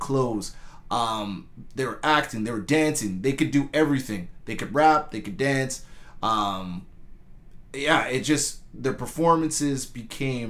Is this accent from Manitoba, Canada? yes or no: yes; Winnipeg, Manitoba, Canada; moved away; also born or lived in Mississauga, Ontario; people knew I was from Winnipeg